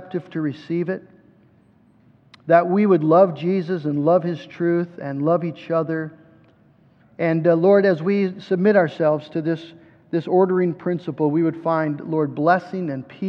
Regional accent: United States; we as American Christians

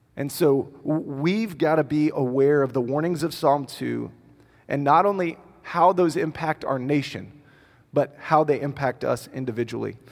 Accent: United States; because I'm American

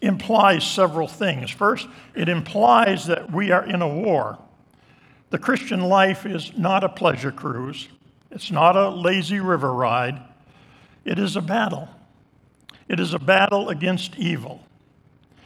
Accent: Island Pond, Vermont, United States; moved away; also born or lived in Dover Plains, New York; In the church that I grew up in Island Pond, Vermont

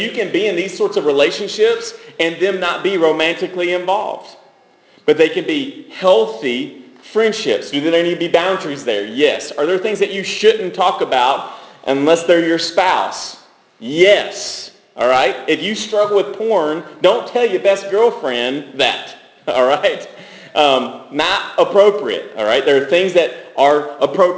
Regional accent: Franklin, United States; I grew up in Franklin going to high school

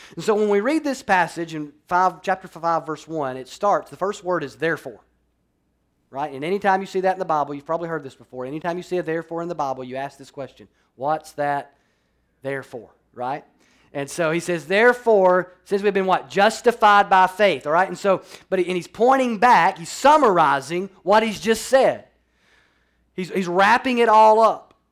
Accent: Alabama, United States; now in Florida, United States; I grew up in Alabama

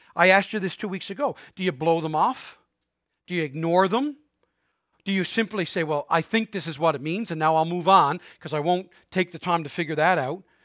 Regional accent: Harbour Grace, Newfoundland and Labrador, Canada; also born or lived in Prince Edward Island; now in St. John's, Canada; I was born in Saint John's, but raised in Harbor Grace

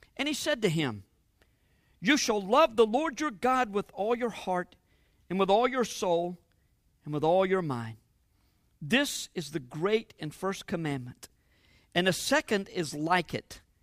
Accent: United States

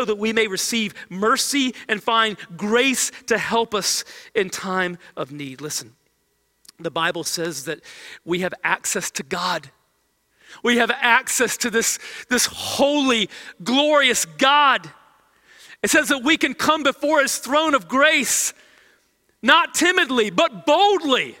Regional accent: United States; as American believers

